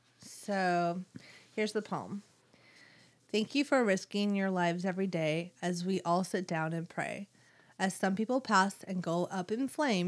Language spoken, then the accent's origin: English; Winfield, New Jersey, United States; I am from Winfield, New Jersey.